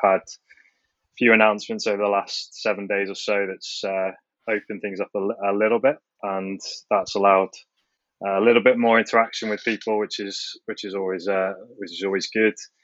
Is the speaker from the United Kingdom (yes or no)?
yes; Manchester, North West England, United Kingdom; Growing up in Manchester, huge Manchester United fan